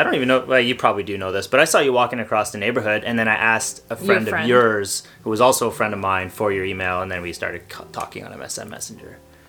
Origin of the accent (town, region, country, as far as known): Canada